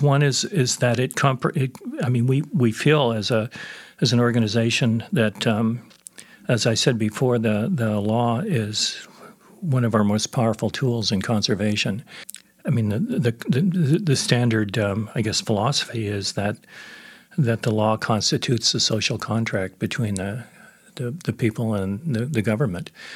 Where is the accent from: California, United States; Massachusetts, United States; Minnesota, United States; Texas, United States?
California, United States; San Francisco area; moved away as an adult; now in Edmonton, Canada; it was a very activist area, the San Francisco area